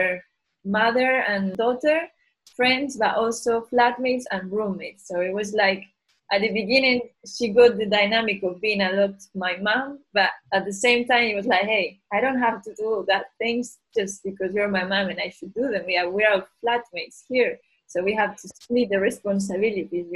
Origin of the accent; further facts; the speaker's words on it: Galicia, Spain; moved away as an adult; also born or lived in Rome / Seville / Brighton; I left my hometown in Galicia, I went to study university in South Galicia, then I moved to Rome, then I moved to Seville, and then I moved